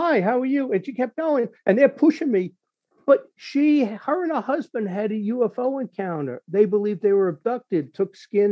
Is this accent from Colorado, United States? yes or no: no; New York City, New York, United States; moved away; I grew up in New York. I grew up in Bronx, Brooklyn, Queens